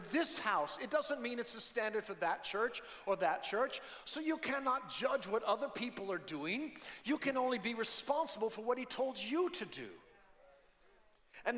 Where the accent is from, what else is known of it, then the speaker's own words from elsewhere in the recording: United States; now in Philippines; I'm an American